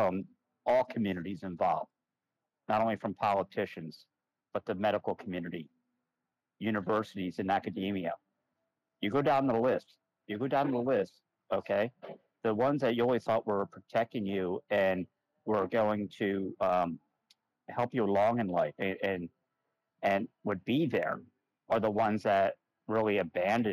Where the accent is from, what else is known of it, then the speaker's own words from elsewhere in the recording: United States; grow up as an American